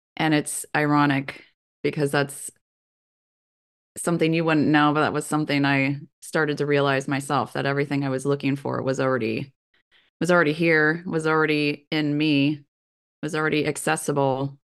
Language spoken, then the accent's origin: English; Kansas, United States; Growing up in Kansas myself